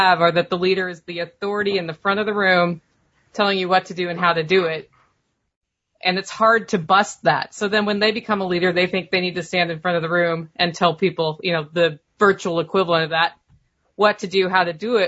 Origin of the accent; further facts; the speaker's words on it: Portland, United States; moved away; Well, that's my hometown you're talking about.